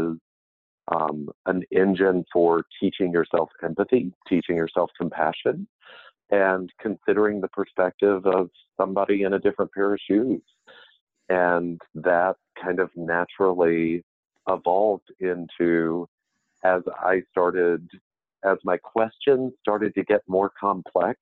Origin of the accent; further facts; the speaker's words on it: Mississippi, United States; I grew up in Mississippi, and I come from a family of very, very gifted storytellers